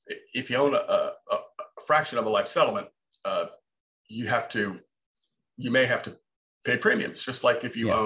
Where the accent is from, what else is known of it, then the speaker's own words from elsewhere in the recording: Southern California, United States; moved away as an adult; now in Texas, United States; I was raised in Southern California, went to Cal State Fullerton, spent the majority of my life out there